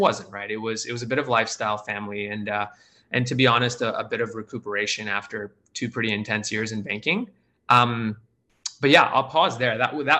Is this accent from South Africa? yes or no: no; India; also born or lived in Australia; I grew up in India and Australia for the first 10 years of my life.